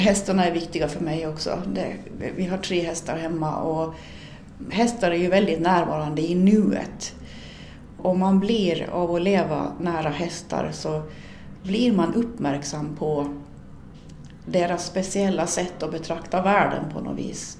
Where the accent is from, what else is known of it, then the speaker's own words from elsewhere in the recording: Sund, Åland, Åland Islands; i den lilla byn Björby in till Sunds kyrka där jag är född och uppvuxen